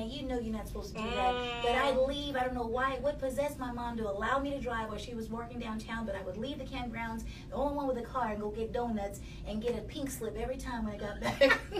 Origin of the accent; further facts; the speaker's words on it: Houston, Texas, United States; also born or lived in New Jersey; I am born in New Jersey, but raised here or bred in Houston, Texas. H-Town, baby.